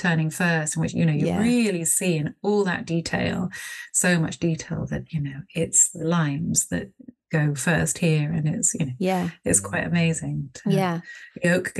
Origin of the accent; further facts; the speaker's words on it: Bristol, South West England, United Kingdom; I live in Bristol, and I'm from Bristol, so, you know, I've always been here